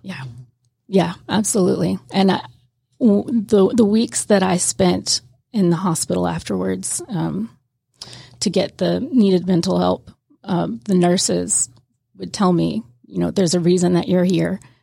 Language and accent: English; Pascagoula, Mississippi, United States; moved away as an adult; now in Georgia, United States; I'm from Miss, Pascagoula, Mississippi, right on the Gulf Coast, and I was born and raised there